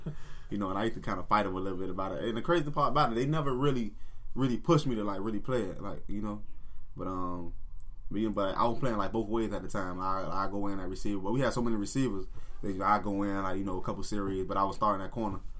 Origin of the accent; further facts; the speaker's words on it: Miami, Florida, United States; growing up in Miami